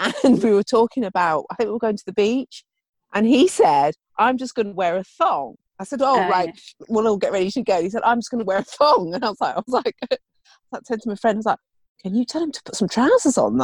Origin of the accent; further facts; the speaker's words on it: United Kingdom; We're quite funny as British people